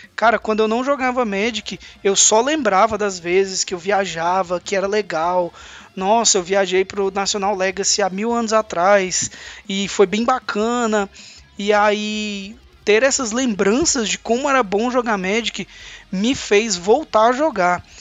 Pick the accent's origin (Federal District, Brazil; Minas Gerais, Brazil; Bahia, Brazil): Federal District, Brazil; Brasília; moved away as an adult; also born or lived in Palmas; Eu saí de Brasília com 19 anos de idade e fui fazer faculdade em Palmas